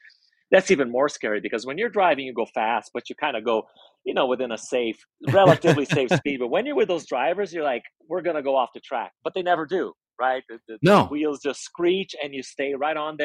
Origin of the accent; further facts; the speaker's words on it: Brazil; now in Las Vegas, United States; I grew up in Brazil.